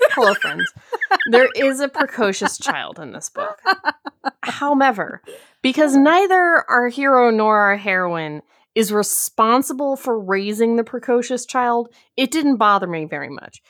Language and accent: English; Pekin, Illinois, United States; In my hometown